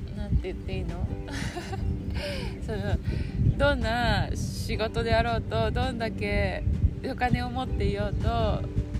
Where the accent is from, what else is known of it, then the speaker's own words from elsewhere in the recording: Kaga, Ishikawa, Japan; 私のふるさとの加賀